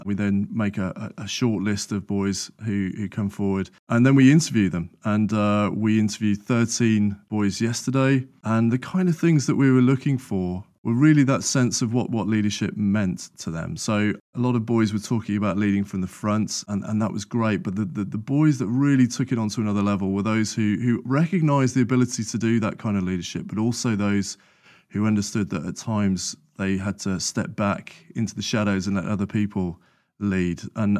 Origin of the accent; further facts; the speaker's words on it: Sutton Coldfield, West Midlands, United Kingdom; So I grew up in Sutton Coalfield, which is just north of Birmingham.